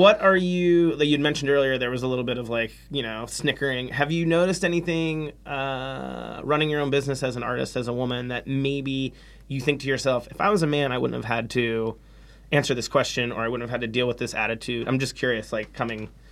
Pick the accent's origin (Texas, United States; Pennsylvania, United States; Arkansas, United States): Pennsylvania, United States; Pittsburgh; now in San Francisco, United States; I grew up in Pittsburgh